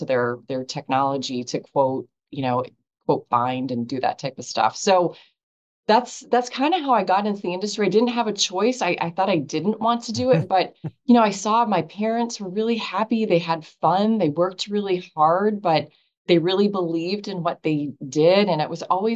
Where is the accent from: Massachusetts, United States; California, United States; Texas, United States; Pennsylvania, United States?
Pennsylvania, United States; Erie; I grew up in Erie, Pennsylvania